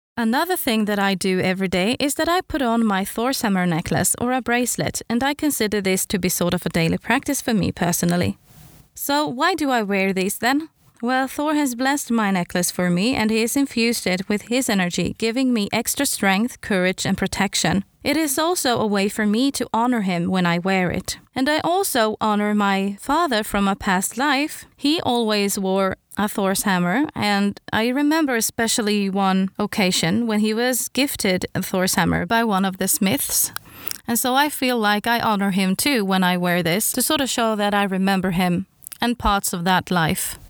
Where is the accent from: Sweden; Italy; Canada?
Sweden; English is a second language; I'm Swedish after all. English is not my first language.